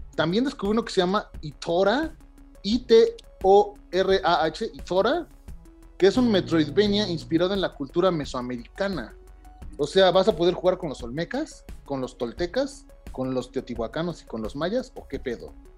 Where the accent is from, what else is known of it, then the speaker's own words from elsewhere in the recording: Mexico; siendo mexicano